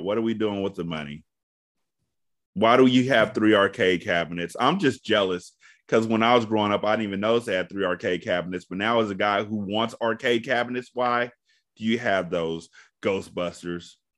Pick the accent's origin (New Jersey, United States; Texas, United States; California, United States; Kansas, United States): California, United States; I'm from California.